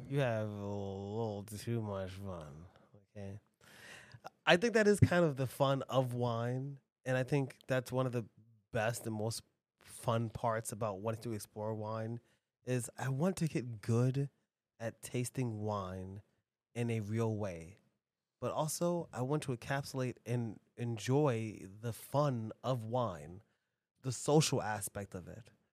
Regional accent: New York, United States; I'm from New York. All, all we have in New York is tall buildings, concrete, and displaced people

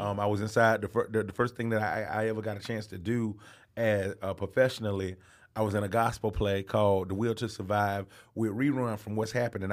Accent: Atlanta, Georgia, United States; also born or lived in Albany, Georgia; I was born in Albany, Georgia. That's three hours outside of Atlanta, Georgia. And I, I lived there on, on a farm until I was seven years old and moved to Atlanta

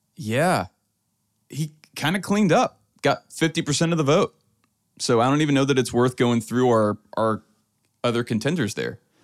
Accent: Louisiana, United States; now in Texas, United States; I'm from Louisiana originally

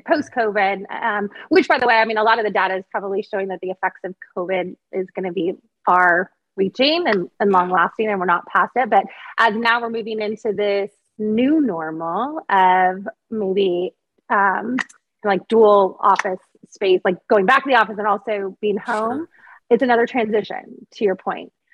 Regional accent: Monterey Bay, California, United States; you and I grew up on the Monterey Bay. So right. Grew up surfing. My dad taught me how to surf.

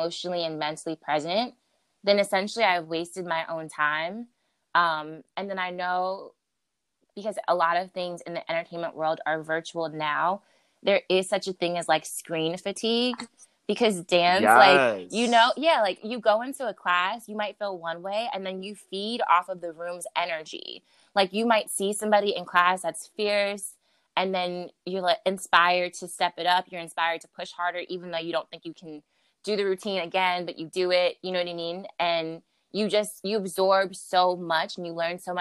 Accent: Maryland, United States; now in New York, United States; originally I'm from the DMV, so I'm from Maryland, and I moved to New York to be to pursue dance as an art form

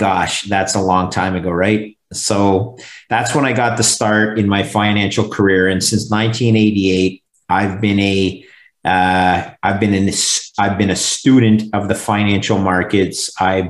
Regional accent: Montreal, Quebec, Canada; that's my hometown

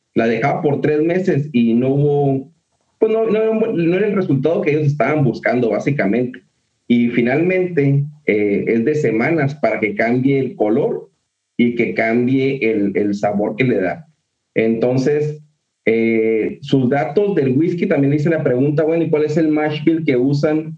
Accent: Mexico; de donde venimos de México

